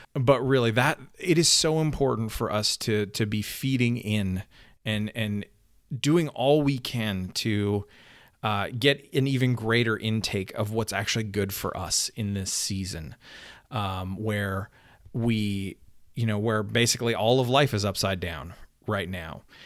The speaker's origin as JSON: {"language": "English", "country": "Canada", "said": "I'm Canadian"}